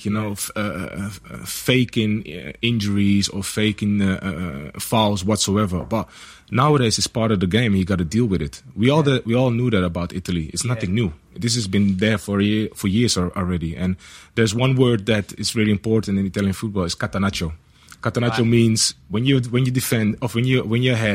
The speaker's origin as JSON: {"language": "English", "town": "Amsterdam", "region": "North Holland", "country": "Netherlands", "tie": "born or raised there", "said": "in the academy that I was in Ajax Amsterdam"}